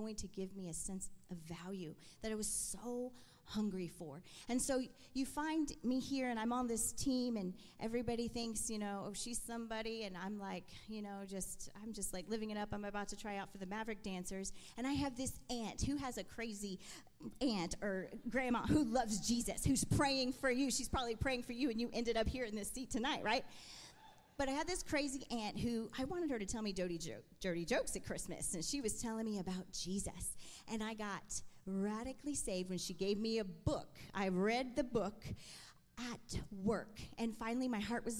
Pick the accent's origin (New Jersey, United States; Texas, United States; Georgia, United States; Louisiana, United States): Texas, United States; Allen; I am from Allen, Texas, and I just love that I am Latina